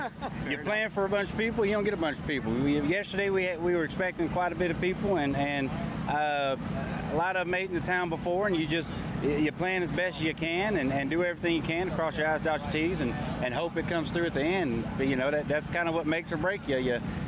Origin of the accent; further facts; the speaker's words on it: Beaumont, Texas, United States; now in Des Moines, United States; You're originally from Beaumont, Texas, but we're based out of Cajun Bell. We're based out of Des Moines, Iowa.